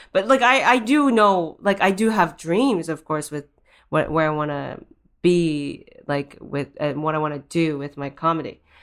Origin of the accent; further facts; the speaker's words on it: Japan; moved away; I am Japanese and I grew up in Japan